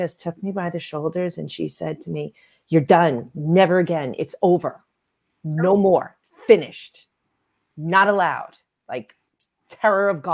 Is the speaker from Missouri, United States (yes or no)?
no; Long Island, New York, United States; I grew up on Long Island, New York